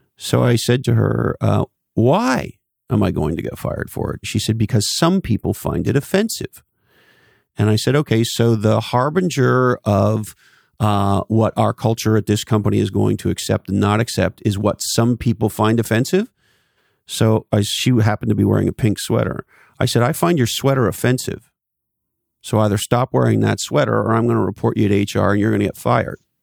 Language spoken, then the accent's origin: English; Canada; now in California, United States; When I was a little boy, I grew up in Canada.